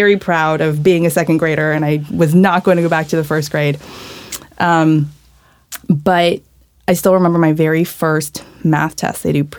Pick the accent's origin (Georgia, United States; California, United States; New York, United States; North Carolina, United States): North Carolina, United States; Chapel Hill; first language English; moved away as an adult; also born or lived in Wisconsin / Shanghai; I grew up in Chapel Hill.